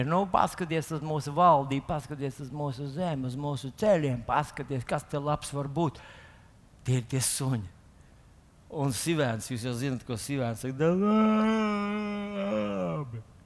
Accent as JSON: {"language": "Latvian", "country": "Latvia"}